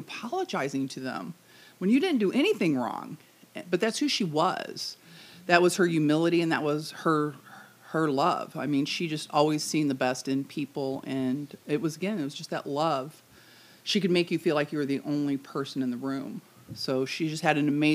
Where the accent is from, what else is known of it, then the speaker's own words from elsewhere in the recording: St. Louis, Missouri, United States; I was born in St. Louis, Missouri, on the south side, and when I came home from the hospital, I actually came home to my grandmother's house.